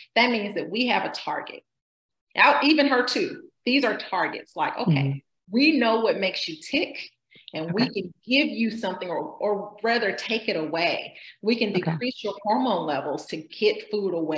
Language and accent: English; Georgia, United States; I grew up in Georgia